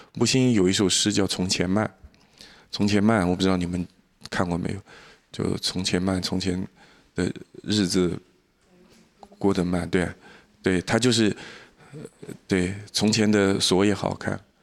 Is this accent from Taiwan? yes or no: no; Jiangnan, China; also born or lived in Shenzhen; 我们身在江南